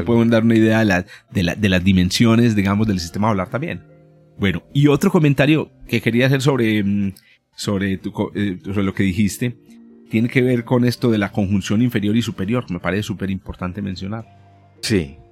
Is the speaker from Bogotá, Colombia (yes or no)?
no; Paisa, Antioquia, Colombia; also born or lived in Medellín, Colombia; somos paisas, o de Antioquia